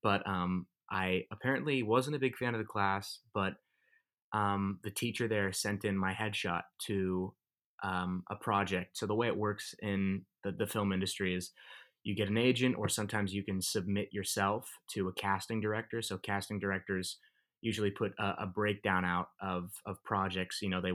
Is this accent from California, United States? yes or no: yes; Thousand Oaks, California, United States; I grew up in Thousand Oaks, California.